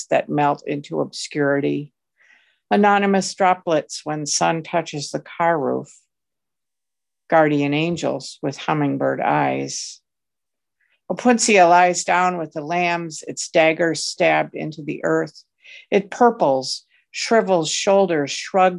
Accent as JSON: {"language": "English", "area": "Finger Lakes", "region": "Central New York", "country": "United States", "said": "I'm from the Finger Lakes in Central New York"}